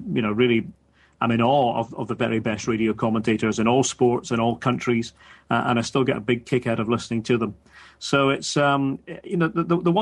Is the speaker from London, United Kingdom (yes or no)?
no; Scotland, United Kingdom; as a Scot